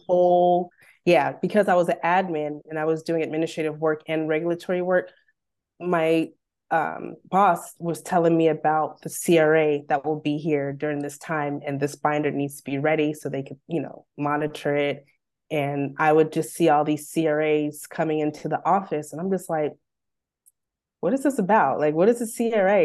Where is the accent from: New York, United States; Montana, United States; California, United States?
California, United States; Bakersfield; moved away as an adult; also born or lived in Los Angeles; I'm born and raised in Bakersfield